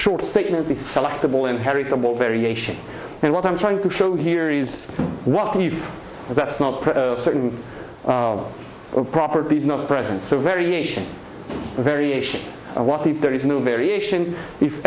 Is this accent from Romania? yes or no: yes; Transylvania, Romania; moved away; I grew up in Transylvania, Eastern Europe